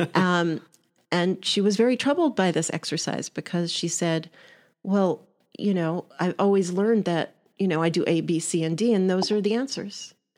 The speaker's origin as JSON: {"language": "English", "region": "New York", "country": "United States", "moved": "yes", "lives_now": "Pittsburgh, United States", "said": "Originally, I'm a New Yorker"}